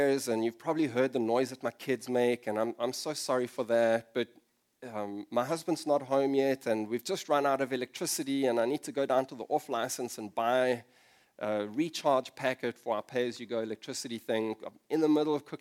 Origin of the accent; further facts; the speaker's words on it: South Africa; moved away as an adult; also born or lived in London; I moved to London from South Africa for a short while